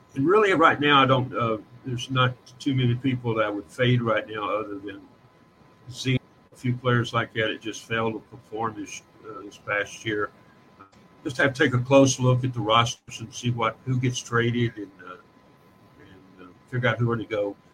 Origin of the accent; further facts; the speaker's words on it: Kentucky, United States; I'm from Kentucky